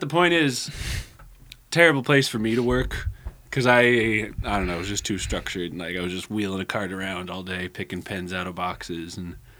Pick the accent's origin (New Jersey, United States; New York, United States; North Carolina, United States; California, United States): California, United States; Santa Rosa; moved away as an adult; also born or lived in San Jose, California; now in Eugene, United States; I grew up in Santa Rosa, which is a, a little bit bigger than Eugene